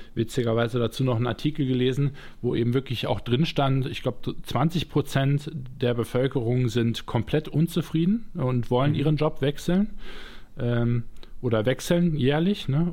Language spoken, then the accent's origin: German; Düsseldorf, North Rhine-Westphalia, Germany; ich bin Düsseldorfer jung im Grunde genommen oder komme von einem Vorort aus Düsseldorf, aber äh, bin dort zumindest zur Schule gegangen